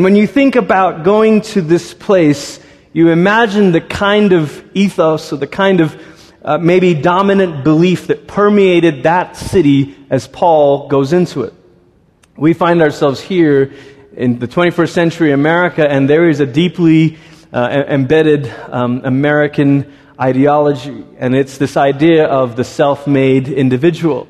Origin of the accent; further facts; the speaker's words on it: Malaysia; moved away; also born or lived in Singapore; I grew up in Malaysia and Singapore, and Singapore is kind of the tip of Malaysia